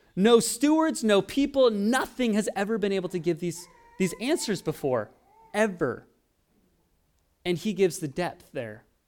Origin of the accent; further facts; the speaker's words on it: Oregon, United States; moved away as an adult; also born or lived in East Los Angeles; now in Los Angeles, United States; I'm from Oregon, and, uh, I would say we weren't as cultured where I grew up. It was kind of in farmland